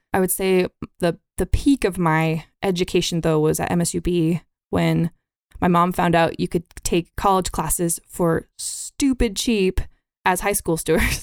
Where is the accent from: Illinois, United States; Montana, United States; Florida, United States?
Montana, United States; Billings; also born or lived in San Diego; I was born in San Diego and moved to Billings, Montana on my first birthday.